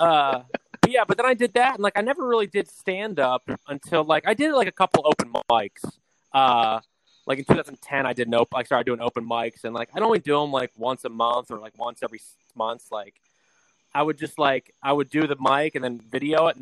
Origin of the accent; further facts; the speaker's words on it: New Jersey, United States; moved away as an adult; now in Los Angeles, United States; I'm originally from Jersey, like we said. Born and raised out of the beautiful state of New Jersey. And I've been in LA now for 6 years.